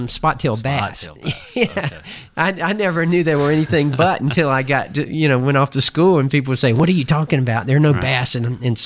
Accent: Port Wentworth, Georgia, United States; also born or lived in Pooler, Georgia; having grown up here and lived here all my life

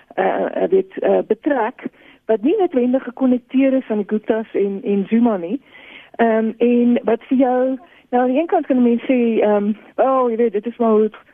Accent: South Africa; as alle Suid-Afrikaners

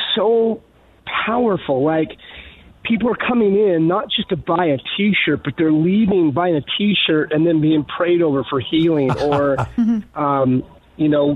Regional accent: Michigan, United States; moved away; I'm originally from Michigan

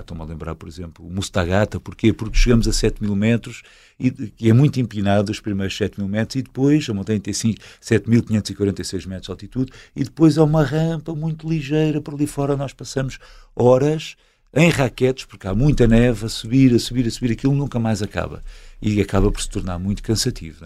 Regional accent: Alverca do Ribatejo, Lisbon, Portugal; sou de Alverca

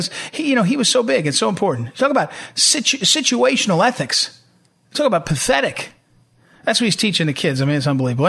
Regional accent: New Jersey, United States; moved away; in my old home state where I grew up in New Jersey

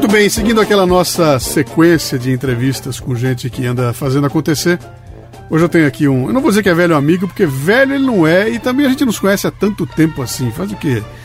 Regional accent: Bauru, São Paulo, Brazil; accent: bauruense; meu sotaque bauruense

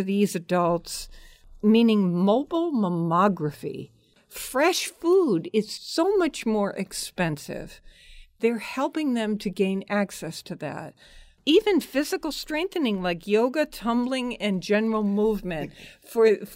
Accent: Hartford, Connecticut, United States; I grew up in Hartford

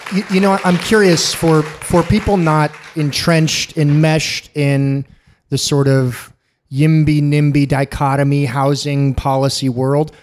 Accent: San Diego, California, United States; I'm born and raised in San Diego. Uh, I've never lived a, anywhere else in my life.

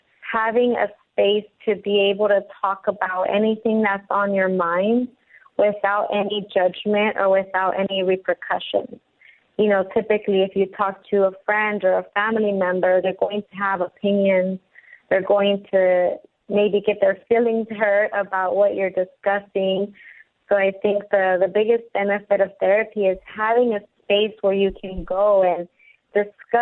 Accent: Compton, California, United States; moved away as an adult; also born or lived in Lynwood, California; growing up in Compton and Linwood

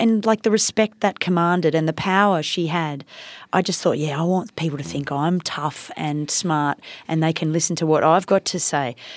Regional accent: India; moved away; I grew up in India

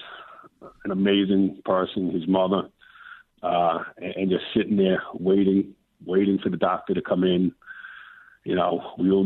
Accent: New York City, New York, United States; moved away as an adult; I grew up in the Bronx

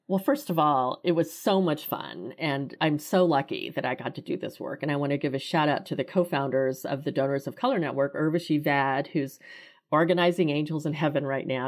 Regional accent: Kansas City, United States; I grew up in Kansas City. My family immigrated here from Korea in the late sixties

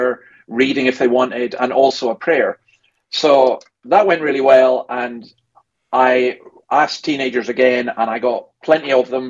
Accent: Scotland, United Kingdom; now in Sydney, Australia; As a Scot

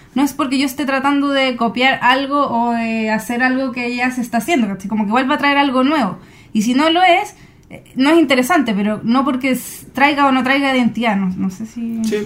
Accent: Chile; nosotros como chilenos

